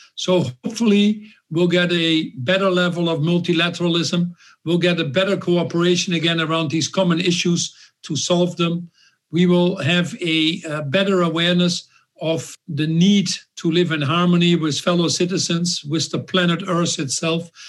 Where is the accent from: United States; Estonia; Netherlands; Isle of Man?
Netherlands; I was born in the Netherlands a little bit 10 years after World War II.